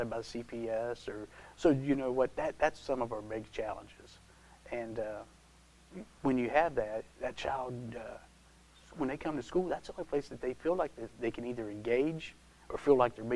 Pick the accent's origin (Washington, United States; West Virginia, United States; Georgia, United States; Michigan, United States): West Virginia, United States; Taylor County, North Central; I was born and raised in Taylor County, had the opportunity to stay here, raising my family